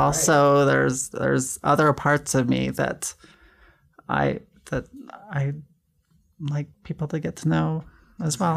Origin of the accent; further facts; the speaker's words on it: Kaysville, Utah, United States; I, I grew up in Kaysville, Fruit Heights, Utah.